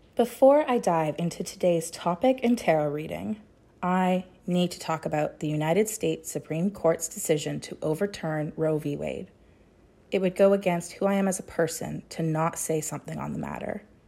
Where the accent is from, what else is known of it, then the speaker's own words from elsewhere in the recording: Chilliwack, British Columbia, Canada; in my hometown of Chilliwack, B C.